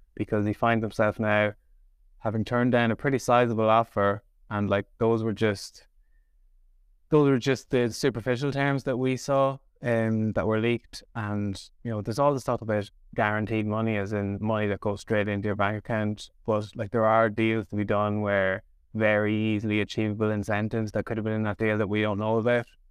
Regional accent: Dundalk, Leinster, Ireland; I'm from Dundalk

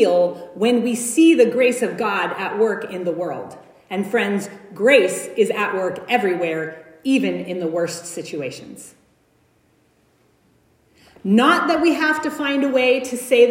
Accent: United States; I'm white. I'm American

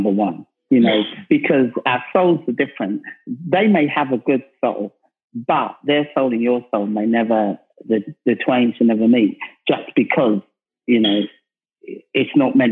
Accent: London, United Kingdom; I come from South London

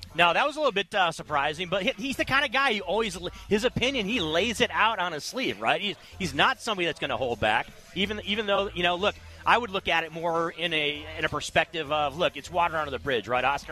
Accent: Michigan, United States; now in Las Vegas, United States; I'm from Michigan.

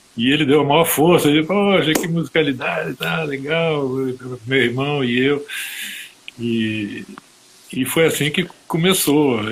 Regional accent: Rio de Janeiro, Brazil; moved away as an adult; now in France; Brasileiro, filho de, filho de paraense, minha mãe paraense, meu pai era baiano, de Alagoinha, do lado de... Imagina, e eu nasci no Rio de Janeiro

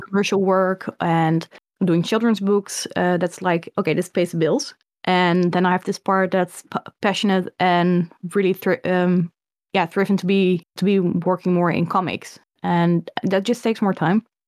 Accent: Netherlands; I grew up in the, the Netherlands

